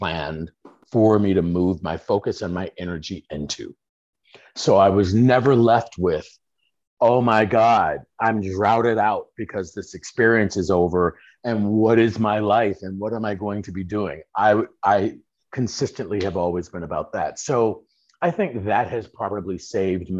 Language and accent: English; Chicago, Illinois, United States; grown up on the streets in Chicago